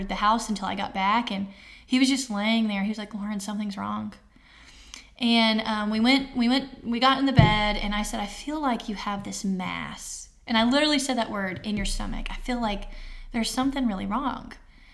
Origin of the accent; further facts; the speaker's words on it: Arkansas, United States; we're from Arkansas, bridges and mountains everywhere